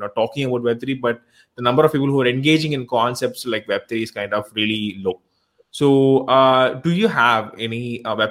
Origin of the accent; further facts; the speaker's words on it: India; I'm from India